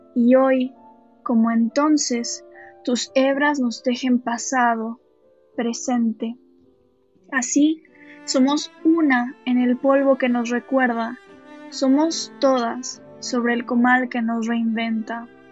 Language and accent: Spanish; Mexico; also born or lived in Barcelona, Spain; ya en México he vivido desde, que tengo uso de razón, desde que tengo memoria y es, es por eso que yo me considero mexicana, porque es, es este el país en el que he crecido